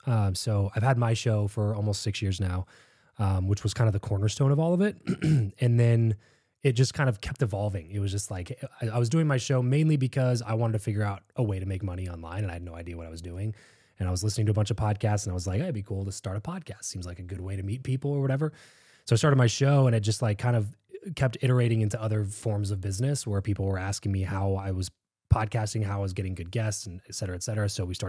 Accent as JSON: {"language": "English", "region": "California", "country": "United States", "tie": "born or raised there", "said": "So I grew up in Southern California, counterintuitively, but in a very religious group."}